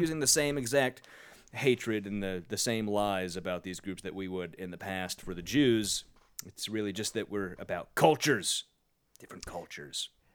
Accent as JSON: {"language": "English", "town": "Sacramento", "region": "California", "country": "United States", "said": "I'm from Sacramento"}